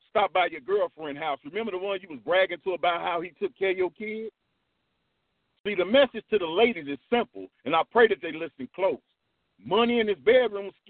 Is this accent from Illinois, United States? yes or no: yes; Chicago, Illinois, United States; I'm from Chicago